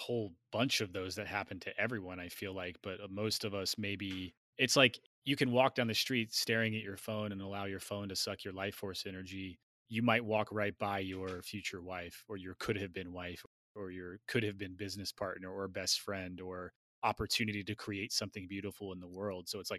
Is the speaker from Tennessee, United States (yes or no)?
yes; Tennessee, United States; He grew up in the same area that I grew up in Tennessee.